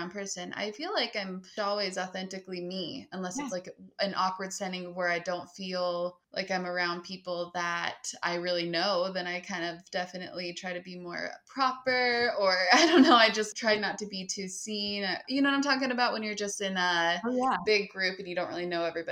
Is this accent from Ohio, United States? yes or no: no; Utah, United States; I'm from Utah